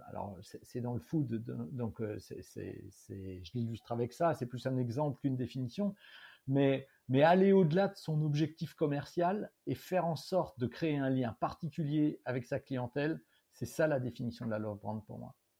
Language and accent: French; Strasbourg, Grand Est, France; moved away as an adult; also born or lived in San Francisco / London / Nouméa; dans le club qui était mon club de prédilection de ma ville natale, à savoir Strasbourg